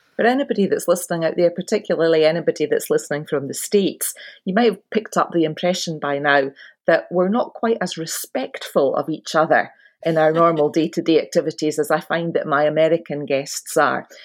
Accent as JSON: {"language": "English", "region": "Scotland", "country": "United Kingdom", "tie": "born or raised there", "said": "I'm born and bred in Scotland and I've lived here all my life."}